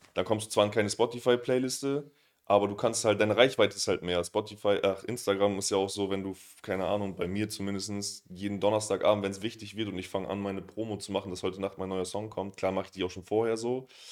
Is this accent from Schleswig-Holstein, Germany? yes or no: no; Oldenburg, Lower Saxony, Germany; now in Berlin, Germany; ich komme aus Oldenburg